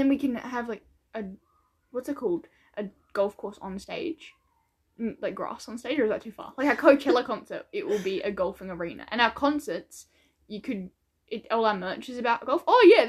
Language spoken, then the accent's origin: English; Australia; now in New Zealand; we're Australians that live in New Zealand. We're Australian, but we go to...